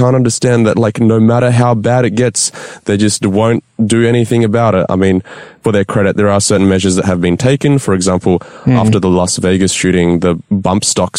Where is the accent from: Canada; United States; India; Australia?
Australia; We live in a fairly safe country, Australia